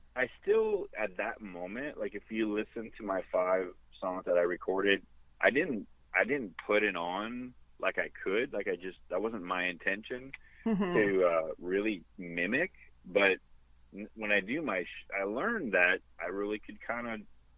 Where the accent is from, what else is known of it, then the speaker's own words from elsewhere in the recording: Sudbury, Ontario, Canada; moved away; my hometown, Sudbury and Valley East